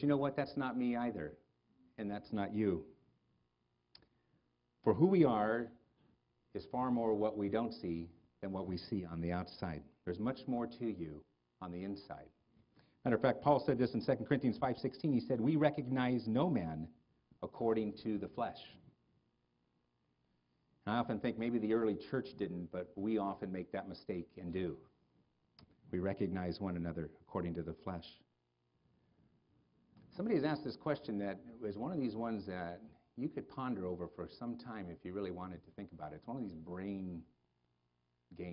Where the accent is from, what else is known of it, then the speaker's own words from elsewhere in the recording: United States; I'm an American